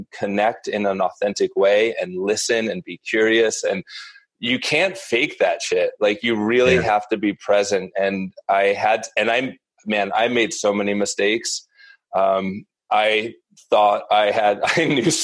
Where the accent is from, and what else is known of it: Northeast, United States; born or raised there; also born or lived in New York City